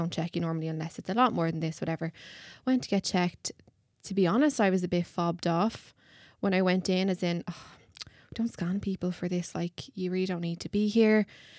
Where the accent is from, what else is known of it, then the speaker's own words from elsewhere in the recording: County Kildare, Ireland; I'm 23 from Kildare.